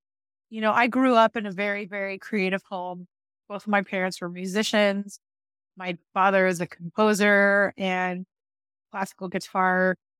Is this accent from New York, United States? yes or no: no; Dallas, Texas, United States; now in Arizona, United States; I came from Dallas, Texas, where it was very lush and humid and green everywhere.